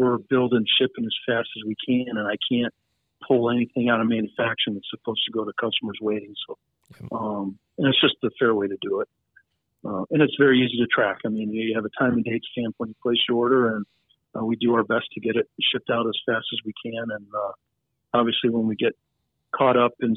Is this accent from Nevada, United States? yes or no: yes; Nevada, United States; now in Montana, United States; We're from Nevada